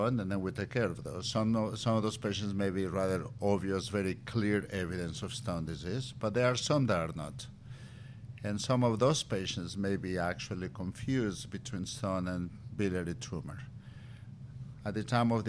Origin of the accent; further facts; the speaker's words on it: Mexico; moved away; also born or lived in Valladolid; Tequila runs in my bloodstream. I'm from Mexico